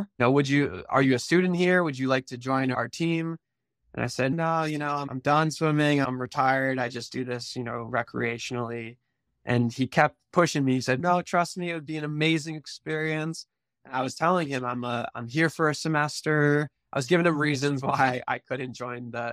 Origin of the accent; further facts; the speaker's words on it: United States; moved away as an adult; now in Israel; as an American Jew